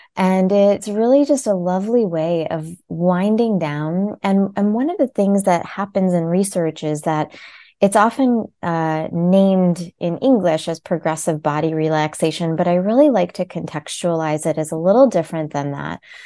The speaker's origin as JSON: {"language": "English", "country": "United States", "tie": "born or raised there", "said": "I was born as an Indian born in America"}